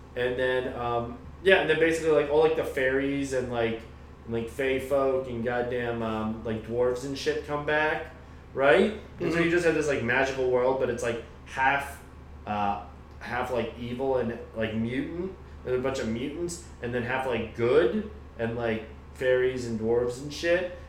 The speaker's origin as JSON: {"language": "English", "country": "United States", "said": "we're both American"}